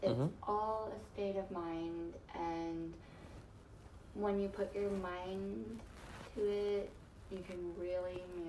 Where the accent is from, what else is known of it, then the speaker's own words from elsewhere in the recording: Philippines; people are like, where are you from? And I'm like, I'm from the Philippines.